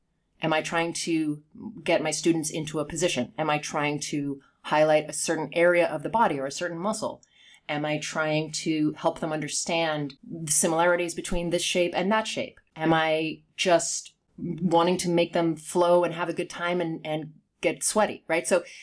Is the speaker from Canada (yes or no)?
no; United Kingdom; accent: Southern California with a hint of East Coast; Yeah. Well, I'm not English, but I grew up there. But yes, but my accent is like Southern California with a hint of East Coast or something mixed in.